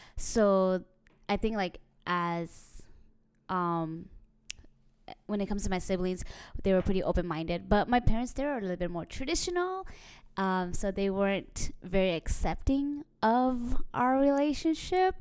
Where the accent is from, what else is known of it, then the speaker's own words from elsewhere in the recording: United States; we grew up in America